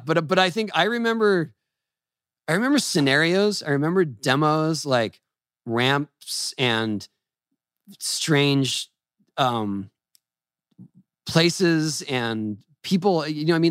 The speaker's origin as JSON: {"language": "English", "town": "San Diego", "region": "California", "country": "United States", "tie": "born or raised there", "said": "I grew up in San Diego"}